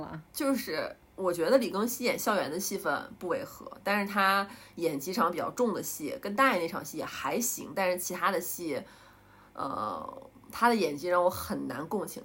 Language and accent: Chinese; Northeast China, China; moved away; 虽然我是东北人